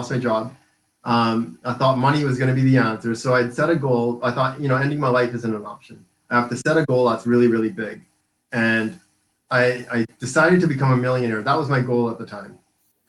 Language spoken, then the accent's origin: English; Vancouver Island, British Columbia, Canada; I was born and raised in Vancouver Island